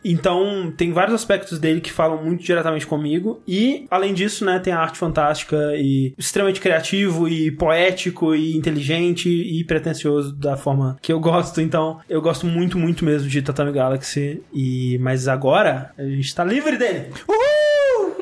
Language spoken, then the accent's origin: Portuguese; Brazil; a gente é brasileiro